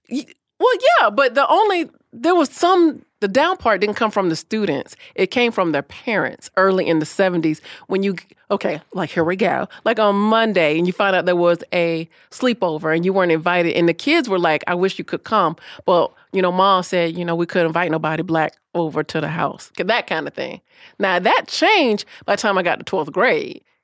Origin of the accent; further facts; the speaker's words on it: Orlando, Florida, United States; I was born and raised in Orlando